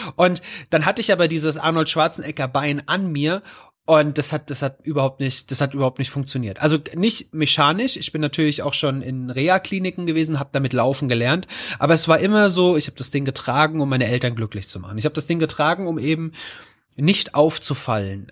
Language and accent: German; Rodgau, Hesse, Germany; ich komme aus einem kleinen Vorort von Offenbacher Main, nennt sich Rottgau